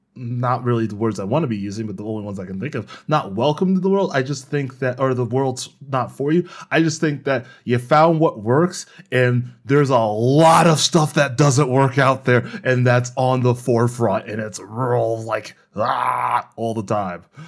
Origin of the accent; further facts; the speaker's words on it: United States; I am extremely American